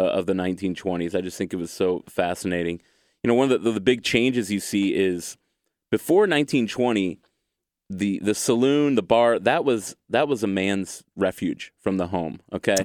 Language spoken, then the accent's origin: English; United States; I'm an American